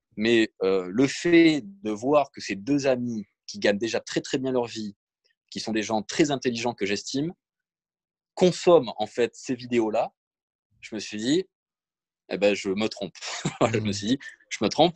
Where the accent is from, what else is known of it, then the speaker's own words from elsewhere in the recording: Provence-Alpes-Côte d'Azur, France; also born or lived in Nice; je suis né à Nice, mais j'ai toujours vécu à peu près dans le sud. J'ai cette chance d'avoir grandi en Provence